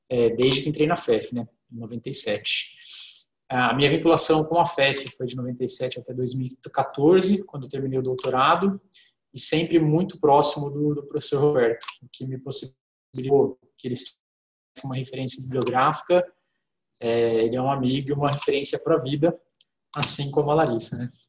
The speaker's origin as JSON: {"language": "Portuguese", "area": "Poços de Caldas", "region": "Minas Gerais", "country": "Brazil", "moved": "yes", "said": "sou mineiro, Foz de Caldas"}